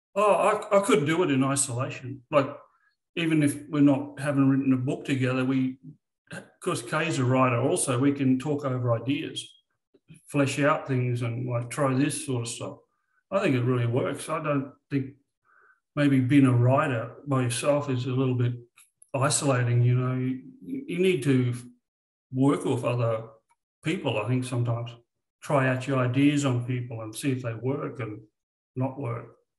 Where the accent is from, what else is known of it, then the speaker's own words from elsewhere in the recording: Australia; I'm Australian.